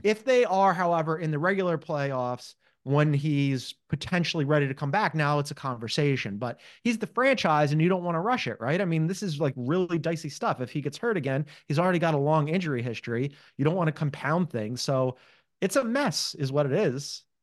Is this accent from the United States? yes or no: yes; Philadelphia, Pennsylvania, United States; as a Philadelphian